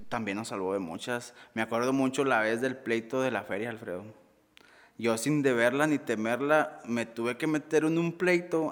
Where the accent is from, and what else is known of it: Sabinas, Coahuila, Mexico